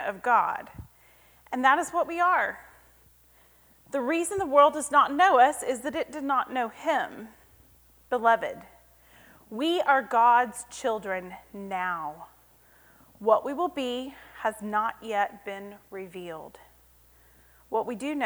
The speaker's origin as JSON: {"language": "English", "town": "Cleburne", "region": "Texas", "country": "United States", "tie": "born or raised there", "said": "horticulture major from Cleburne, Texas"}